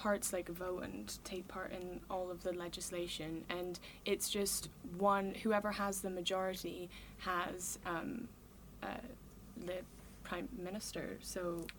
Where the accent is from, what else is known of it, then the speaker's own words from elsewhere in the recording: Switzerland; I'm a writer at Roar, and my mum's from Northern Ireland, but I'm from Switzerland.